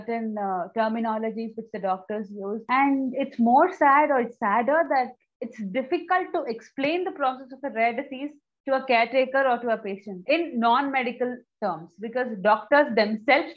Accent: Bangalore, Karnataka, India; from Bangalore, India

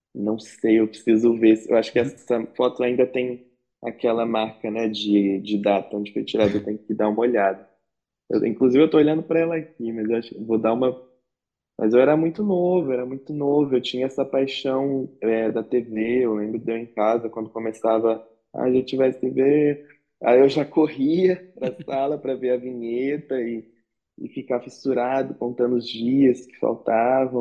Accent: Guaratinguetá, São Paulo, Brazil; moved away as an adult; also born or lived in Rio de Janeiro; Eu nasci em Guaratinguetá, no interior de São Paulo

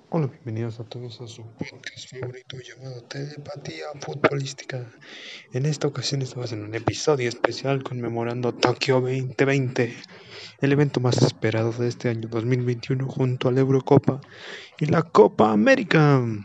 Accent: Mexico; nosotros como mexicanos que estamos viviendo en este país

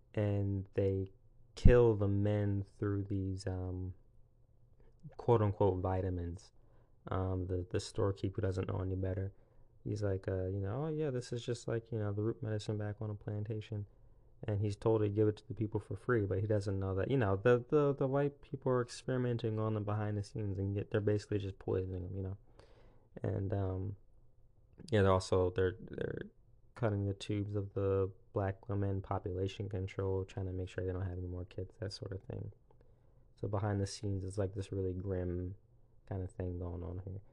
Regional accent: South Carolina, United States; also born or lived in Pennsylvania; I was born in Pennsylvania when I was, like, six. We moved to, um, South Carolina

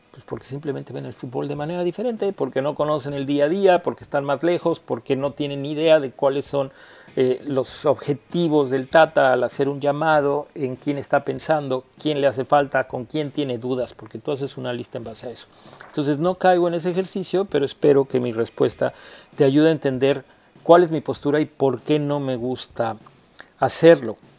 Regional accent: Mexico

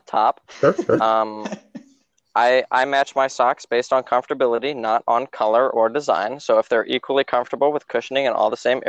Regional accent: Midwest, United States; moved away as an adult; now in San Diego, United States; I was born in the Midwest. Grew up in a Christian household, Christian family. Went to a Christian school.

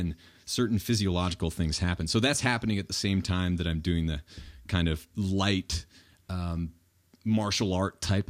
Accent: New Hampshire, United States; moved away; when I was growing up in New Hampshire

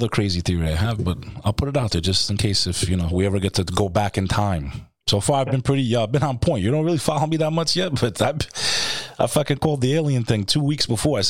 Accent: Houston, Texas, United States; moved away; I was born in Texas, Houston.

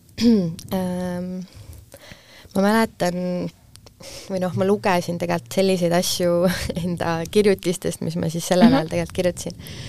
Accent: Tartu, Tartu County, Estonia; also born or lived in Pärnu; ma lõpetasin gümnaasiumi Tartus mm, -hmm. et tegelikult äh, ma pean oma koduks Tartut

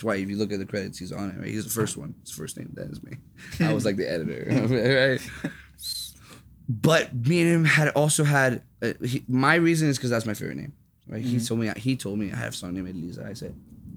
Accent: Elizabeth, New Jersey, United States; moved away as an adult; also born or lived in Newark, New Jersey / Plainfield, New Jersey / Rahway, New Jersey / Philadelphia; now in Detroit, United States; I was born in Elizabeth, like Trinity's House, like Will St. Michael's was before. Grew up in Elizabeth, lived in Newark, lived in Plainfield, lived in a couple places here, and then settled down like, my high school years, like all throughout high school, mm-hmm. I lived in Rahway.

